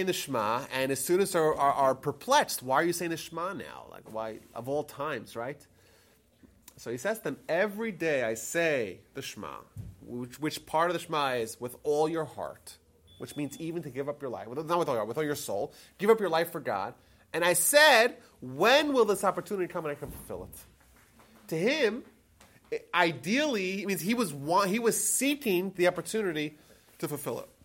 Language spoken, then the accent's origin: English; New York, United States; I'm the sixth child in our family. My parents were living in Brooklyn at the time. So it's Friday night in the middle of the winter in Brooklyn, New York